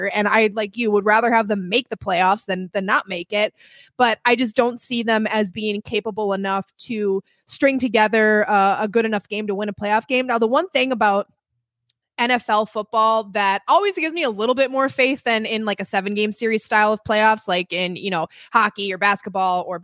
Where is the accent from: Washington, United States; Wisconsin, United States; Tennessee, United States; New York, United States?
Wisconsin, United States; No, yeah. I'm from Wisconsin.